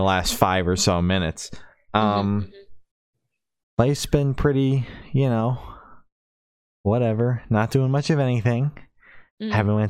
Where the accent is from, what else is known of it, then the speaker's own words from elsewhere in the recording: New Jersey, United States; I'm going to two shows. I'm from New Jersey.